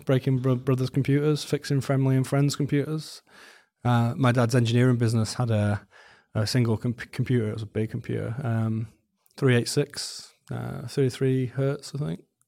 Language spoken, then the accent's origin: English; Wales, United Kingdom; moved away as an adult; now in New Zealand; I grew up in Wales